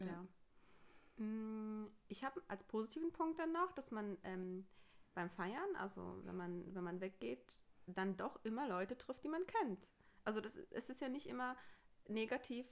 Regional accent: Pirmasens, Rhineland-Palatinate, Germany; bei uns in Pirmasens

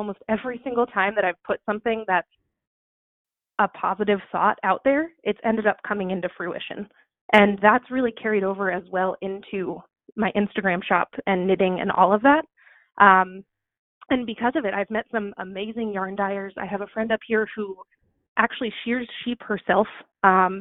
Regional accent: Suffolk County, Long Island, New York, United States; moved away as an adult; now in Maine, United States; I grew up in Suffolk County on Long Island, which has over 3 million people on it now

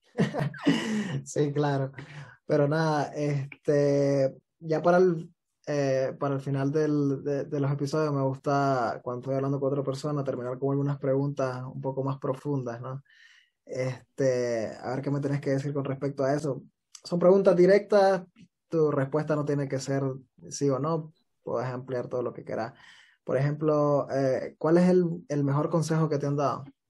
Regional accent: Nicaragua; moved away

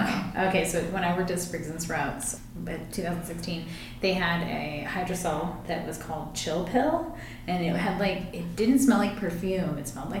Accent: Norwood, Colorado, United States; also born or lived in Telluride; I grew up mostly in Norwood. Worked in Telluride for a long time

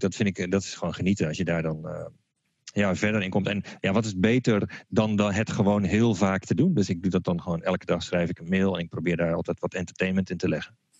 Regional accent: Utrecht, Netherlands; zoals ze bij ons in Utrecht zeggen

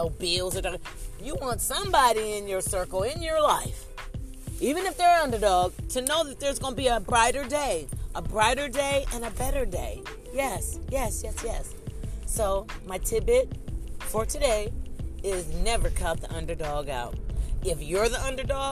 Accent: Ohio, United States; moved away; I'm originally from Ohio

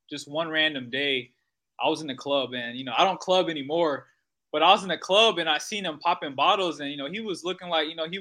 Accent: Fort Myers, Florida, United States; my parents are from Haiti. I'm from Fort Myers, Florida, but both of my parents are Haitian

